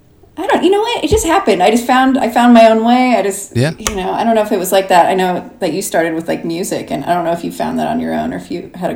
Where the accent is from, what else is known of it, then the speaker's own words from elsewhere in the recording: Los Angeles, California, United States; now in Pasadena, United States; I grew up in Los Feliz, a little area called Los Feliz. So I've always kind of like been on this side of the city and around. And now I'm in Pasadena, towards Altadena, like up kind of near the mountains.